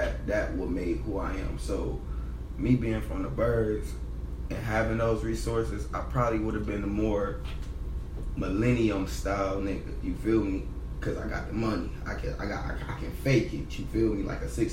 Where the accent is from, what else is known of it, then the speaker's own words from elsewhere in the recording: Pontiac, Michigan, United States; I'm from Pontiac